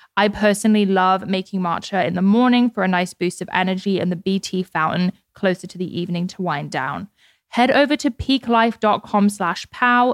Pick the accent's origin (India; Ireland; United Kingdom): United Kingdom; I'm British